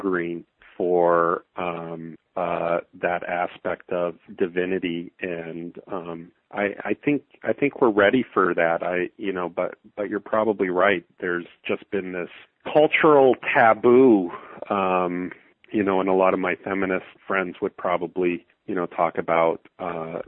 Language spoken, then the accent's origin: English; Calgary, Alberta, Canada; I'm born and raised in Calgary, Alberta, Canada